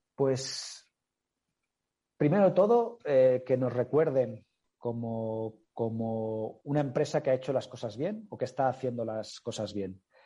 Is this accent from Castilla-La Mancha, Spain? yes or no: no; Mallorca, Balearic Islands, Spain; yo soy de origen, mi familia, yo mismo somos originarios de Mallorca